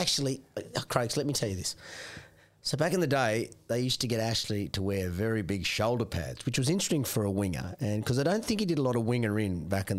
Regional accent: Warwick, Queensland, Australia; this year it's at Warwick, my hometown.

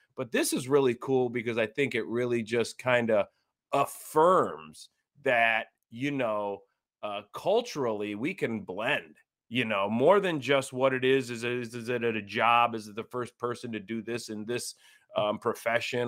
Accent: Cleveland, Ohio, United States; we grew up in Cleveland

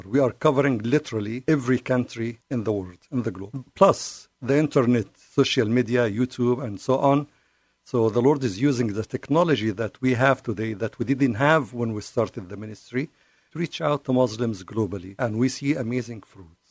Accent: Cairo, Cairo Governorate, Egypt; English is a second language; now in United States; I'm from the Middle East. I was born and raised in Cairo

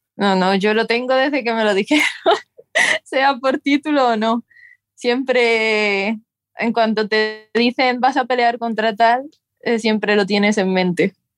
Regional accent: near Talavera de la Reina, Castilla-La Mancha, Spain; now in Seville, Spain; empecé allí eh, cerca de mi pueblo, en Talavera de la Reina, y quién me iba a decir que me iba a mudar a Sevilla

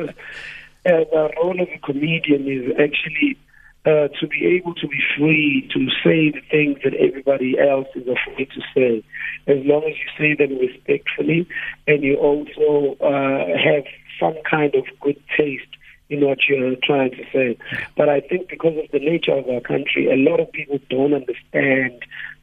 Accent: Durban, KwaZulu-Natal, South Africa; I'm born and raised in Mlazi, Tuzuma, KZN

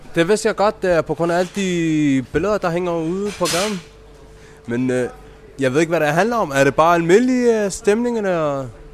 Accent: Denmark; born or raised there

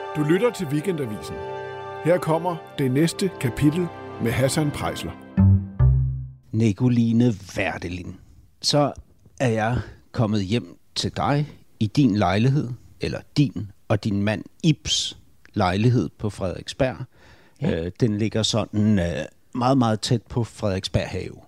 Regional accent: Berlin, Germany; Berlin er jo min barndomsby, ikke? så jeg kender ja. byen mega godt

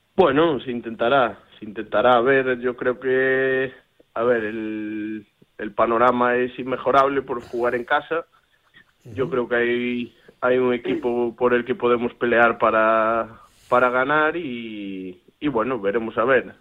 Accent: Galicia, Spain; poner pues a mi tierra en lo más alto

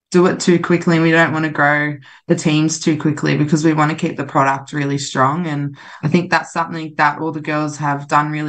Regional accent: Central Coast, New South Wales, Australia; i'm really proud to be from the central coast

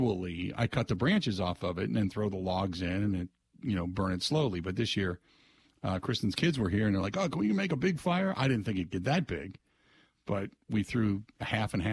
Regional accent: Cincinnati, Ohio, United States; when I grew up in Ohio, same thing in Cincinnati, we grew up in a township

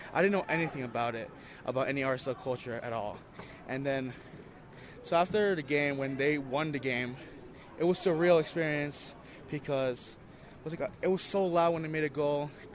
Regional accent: Salt Lake City, Utah, United States; I was born and raised in Salt Lake, but in my heart, I'm Peruvian

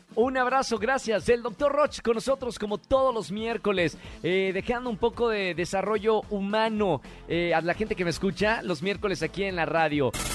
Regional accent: Mexico

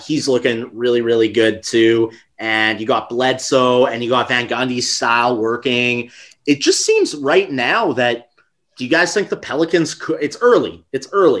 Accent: Canada; especially being from Canada

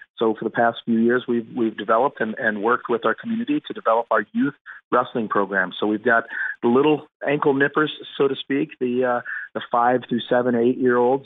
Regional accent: Kenton, Ohio, United States; I am from Ohio. Uh, and I'm a wrestled at, at a high school, Kenton, K E N T O N. That's a little uh, farm community uh, in Northwest Ohio.

